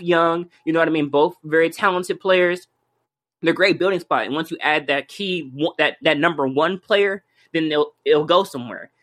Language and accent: English; Cleveland, Ohio, United States; born and raised in Cleveland, Ohio